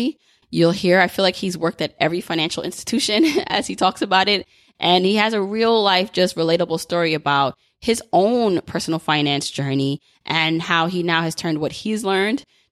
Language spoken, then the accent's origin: English; New York City, New York, United States; I was born and raised in Brooklyn.